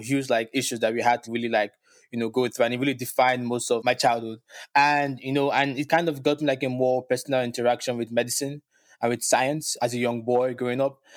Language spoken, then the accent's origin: English; Lagos, Nigeria; moved away as an adult; now in New York City, United States; growing up in Lagos, Nigeria